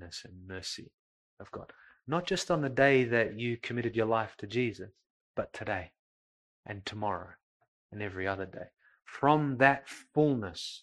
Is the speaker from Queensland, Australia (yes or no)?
no; Coburg, Victoria, Australia; I grew up in Coburg.